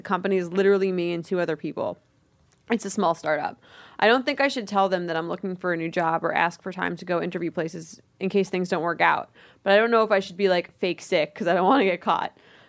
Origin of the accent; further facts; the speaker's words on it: California, United States; I've been applying to jobs all over my state, but recently decided to apply to New York. I'm from California.